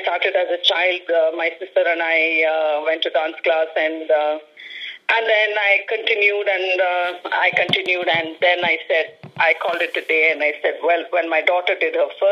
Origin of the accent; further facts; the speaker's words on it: Bengaluru, Karnataka, India; moved away as an adult; also born or lived in United States / Goa / Pondicherry; I was born in Bangalore and raised in Bangalore.